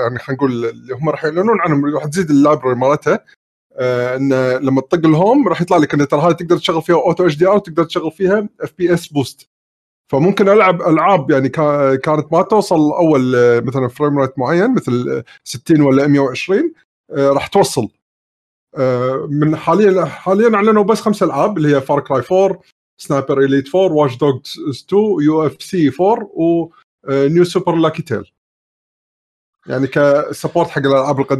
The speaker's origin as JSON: {"language": "Arabic", "country": "Kuwait", "said": "نفس كلمه عندنا بالكويت يعني؟"}